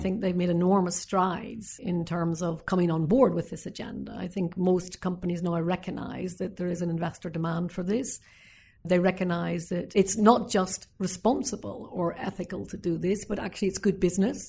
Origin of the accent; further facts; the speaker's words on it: Northern Ireland, United Kingdom; my time as a young girl growing up in Northern Ireland